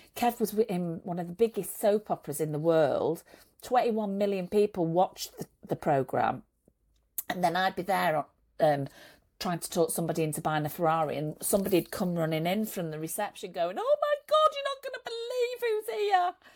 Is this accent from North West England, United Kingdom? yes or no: yes; Manchester, North West England, United Kingdom; also born or lived in Saudi Arabia; in Manchester where, where he was working and I was living, and that's where we're both from